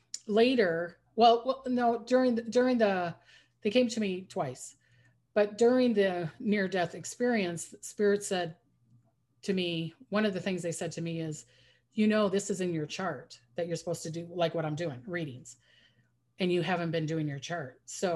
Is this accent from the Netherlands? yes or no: no; New Zealand; born there; My mom is from Holland. I was born in New Zealand, but I have an aunt in New Zealand.